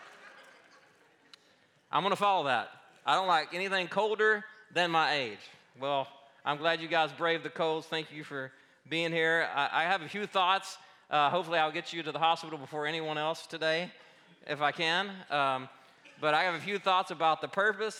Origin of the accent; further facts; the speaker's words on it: Arkansas, United States; moved away; also born or lived in Colorado / Oregon; I grew up in Arkansas, but I spent 12 years in Colorado and then another 7 years in Oregon.